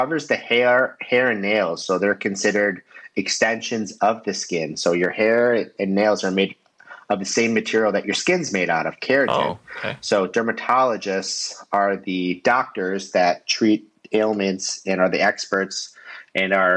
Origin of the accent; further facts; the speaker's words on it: Michigan, United States; moved away as an adult; now in Florida, United States; I am from Michigan